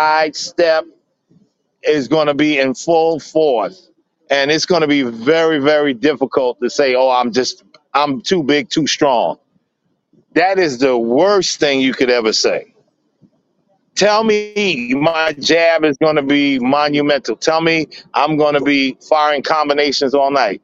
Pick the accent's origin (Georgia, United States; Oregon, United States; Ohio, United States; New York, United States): New York, United States; New York City; The kids in my neighborhood in Brownsville, because I'm from Brownsville, Brooklyn